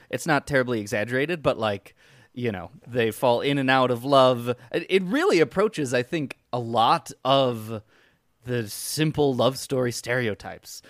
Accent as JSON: {"language": "English", "area": "Chicago area", "region": "Illinois", "country": "United States", "tie": "born or raised there"}